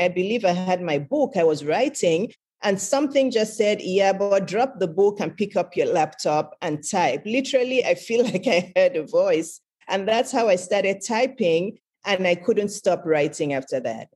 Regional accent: Lagos, Nigeria; I was born in Lagos, Nigeria, which is in West Africa

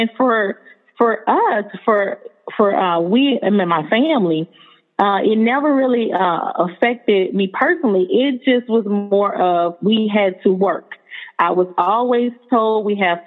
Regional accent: New Orleans, Louisiana, United States; moved away as an adult; now in Houston, United States; I was born and raised in New Orleans, Louisiana, to a two-parent family

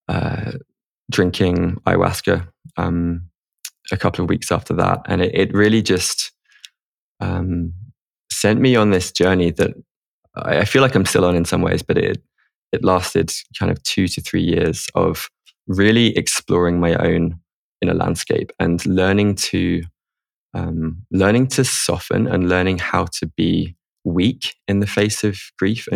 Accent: England, United Kingdom; moved away; also born or lived in Spain; growing up in England as a guy

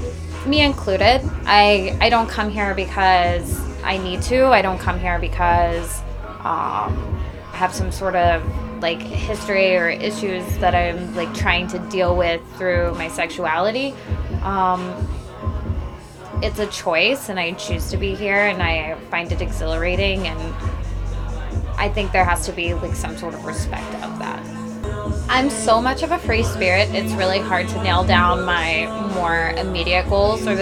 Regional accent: Texas, United States; I'm from Texas

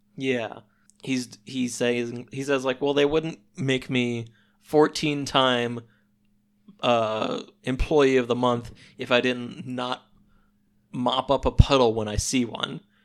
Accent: Missouri, United States; We don't have deserts out here.

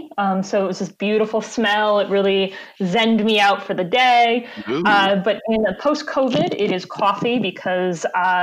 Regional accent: United States; we're American

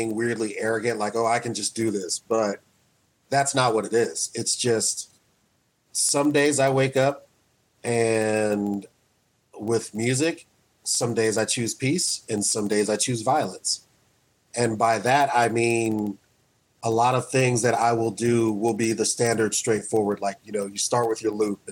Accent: Wichita, Kansas, United States; I was the only black kid that hung out with white kids where I grew up in Wichita

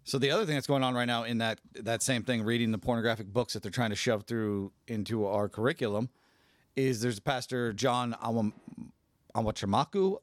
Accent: California, United States; now in Spokane, United States; I'm from California.

